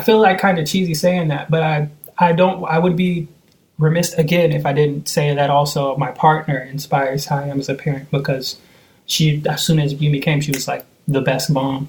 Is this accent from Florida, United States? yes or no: no; Seattle, Washington, United States; also born or lived in Oakland, California; I was born in Oakland, California. I know around four and a half, we moved to Seattle, and I've been here ever since.